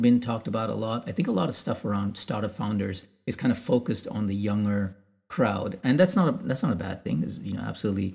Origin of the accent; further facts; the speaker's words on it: India; being Indian